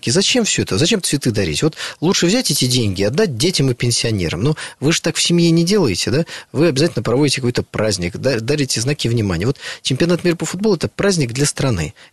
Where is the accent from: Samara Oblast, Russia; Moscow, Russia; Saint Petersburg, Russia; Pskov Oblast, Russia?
Saint Petersburg, Russia; Ну вот я из Санкт-Петербурга, да, в Санкт-Петербурге все болеют за «Зенит».